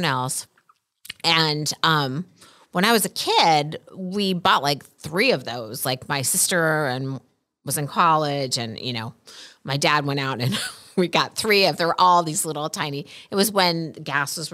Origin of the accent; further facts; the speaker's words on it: Midwest, United States; I grew up in the Midwest